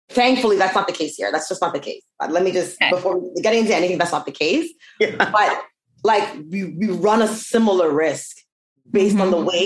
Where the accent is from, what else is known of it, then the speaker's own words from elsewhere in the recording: Canada; thank God we're Canadian.